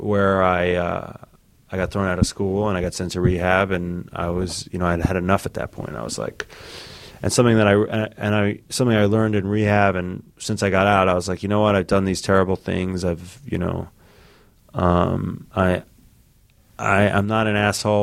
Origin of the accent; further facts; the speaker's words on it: New York City, New York, United States; I grew up in New York City